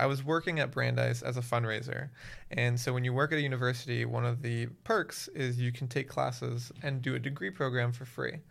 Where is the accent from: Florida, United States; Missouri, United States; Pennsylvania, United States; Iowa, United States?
Florida, United States; Miami; moved away as an adult; also born or lived in Waltham, Massachusetts; I'm originally from Miami, Florida.